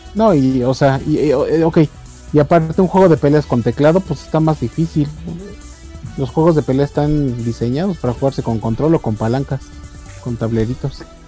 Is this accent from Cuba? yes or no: no; Mexico; los mexicanos tenemos como que diferentes términos para diferentes situaciones